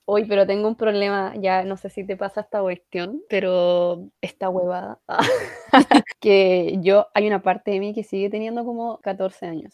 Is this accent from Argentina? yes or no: no; Chile